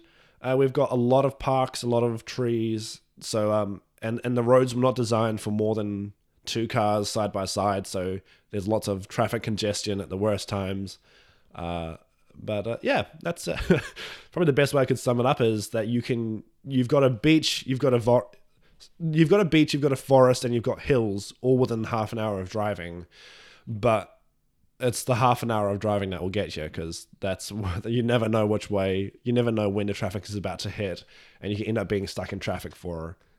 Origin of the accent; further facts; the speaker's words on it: Christchurch, Canterbury, New Zealand; also born or lived in Auckland; I was born in Auckland, which is a city to the north, in the North Island. It's our largest city in New Zealand. So I was born there, and then I moved to Christchurch when I was about 6 months old, and I've lived here ever since.